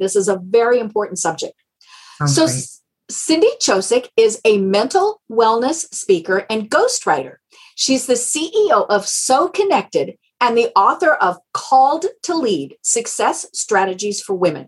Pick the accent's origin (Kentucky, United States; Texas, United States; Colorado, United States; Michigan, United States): Colorado, United States; I'm from Colorado